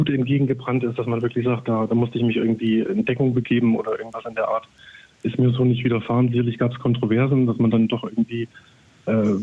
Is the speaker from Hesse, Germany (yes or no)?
no; Saxony, Germany; Als Sachse ist man da ja auch so ein bisschen vom Klischee her